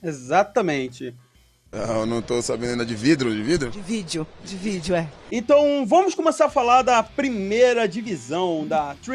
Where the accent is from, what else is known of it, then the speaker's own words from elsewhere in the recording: São João del-Rei, Minas Gerais, Brazil; É pertinho, eu sou de São João.